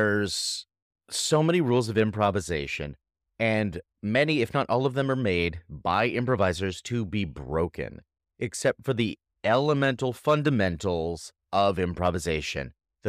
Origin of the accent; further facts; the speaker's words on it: Massachusetts, United States; born there; So here's my story. I was born in Massachusetts, eastern part of America, and went to high school